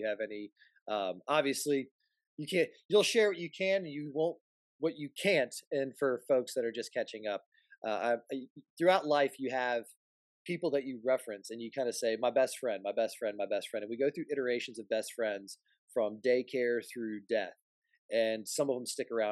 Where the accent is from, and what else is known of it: Florida, United States; born or raised there; also born or lived in South Carolina